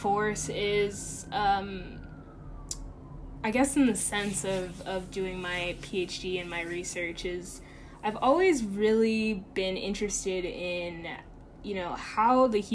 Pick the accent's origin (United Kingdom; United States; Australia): United States; Chesapeake, Virginia; moved away as an adult; now in New York City, United States; I grew up in Chesapeake, Virginia